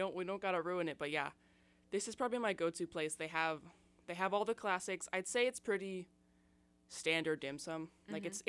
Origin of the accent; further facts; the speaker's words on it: Seattle, Washington, United States; now in Tacoma, United States; because I'm from Seattle originally. I live in Tacoma most of the time, though.